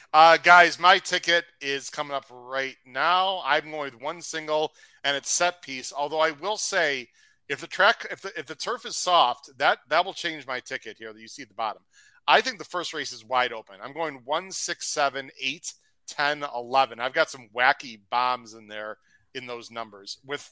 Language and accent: English; Chicago, Illinois, United States; our Chicago Blackhawks here in my hometown.